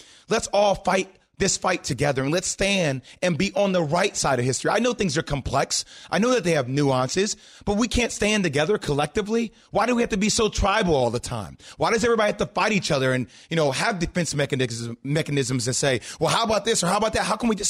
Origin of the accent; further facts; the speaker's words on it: New Jersey, United States; Just to provide everybody context, I grew up in New Jersey.